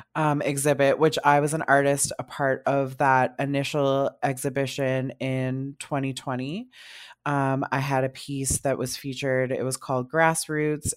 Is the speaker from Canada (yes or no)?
yes; North Bay, Ontario, Canada; moved away as an adult; now in Ottawa, Canada; I was born and raised in North Bay, Ontario